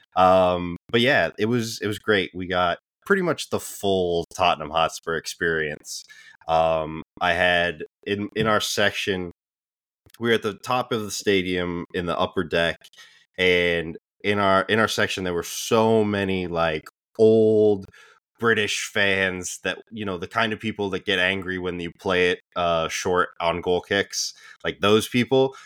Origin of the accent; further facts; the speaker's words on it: United States; as American sports fans